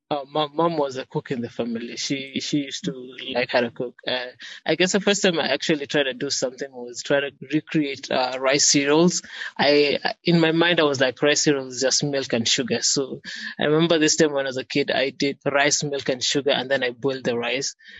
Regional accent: Kenya; I was born in Kenya

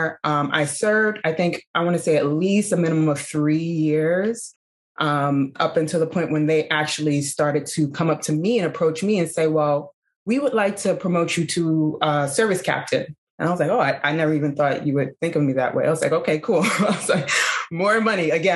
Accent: New York City, New York, United States; moved away as an adult; also born or lived in Bronx / Harlem; now in Los Angeles, United States; I'm originally a New Yorker, native New Yorker

